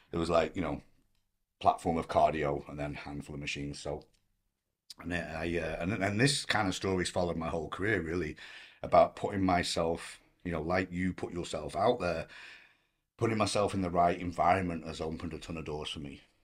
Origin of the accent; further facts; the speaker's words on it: Blackpool, North West England, United Kingdom; moved away as an adult; also born or lived in Manchester / Hong Kong; now in Los Angeles, United States; I grew up in Blackpool